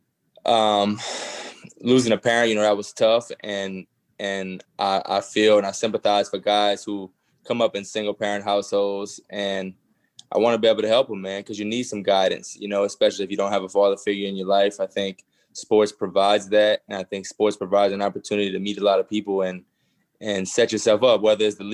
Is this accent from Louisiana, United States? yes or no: yes; Thibodaux, Louisiana, United States; I'm from Thibodaux